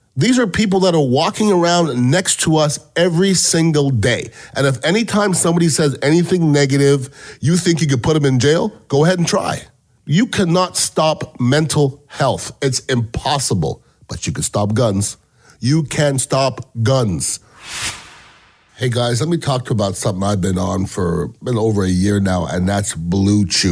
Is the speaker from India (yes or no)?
no; Canada; now in United States; I'm from Canada originally